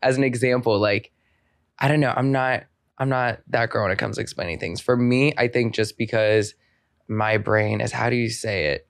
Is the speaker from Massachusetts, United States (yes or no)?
no; Maryland, United States; moved away as an adult; I'm from Maryland